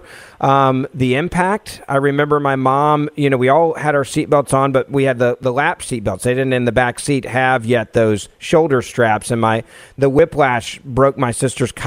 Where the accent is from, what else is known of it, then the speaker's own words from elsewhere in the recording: Memphis, Tennessee, United States; a city council member in my hometown of Memphis, Tennessee